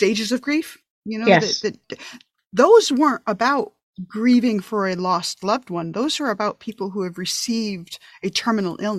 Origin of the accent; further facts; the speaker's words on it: upstate New York, United States; now in Massachusetts, United States; I'm from New York originally, upstate New York